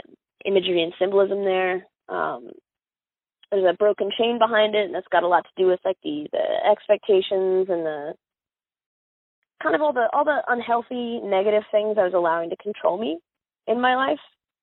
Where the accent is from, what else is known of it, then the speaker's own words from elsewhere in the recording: Miami, Florida, United States; born there; I was born in South Dade County, Miami